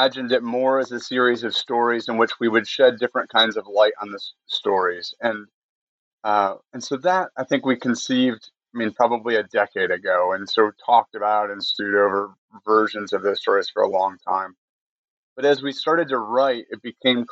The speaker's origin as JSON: {"language": "English", "region": "Michigan", "country": "United States", "tie": "born or raised there", "also_born_or_lived": "Connecticut", "moved": "as an adult", "lives_now": "North Carolina, United States"}